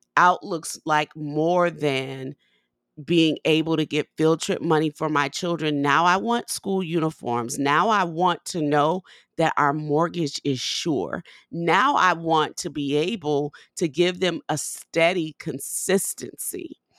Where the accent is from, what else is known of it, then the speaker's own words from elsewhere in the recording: New Orleans, Louisiana, United States; moved away; I'm from New Orleans